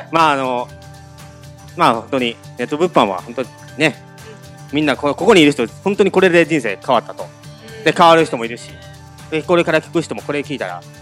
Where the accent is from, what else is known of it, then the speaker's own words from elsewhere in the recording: Kyoto, Japan; accent: Kansai dialect; 京都から来た